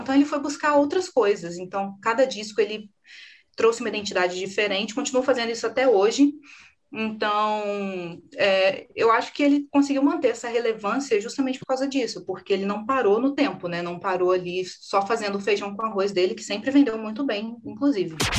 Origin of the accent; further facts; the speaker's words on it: Brazil; a gente é brasileiro